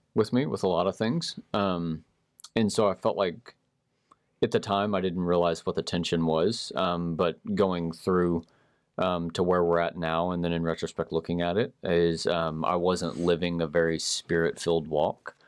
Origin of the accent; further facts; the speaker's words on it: Marble Falls, Texas, United States; I grew up in Marble Falls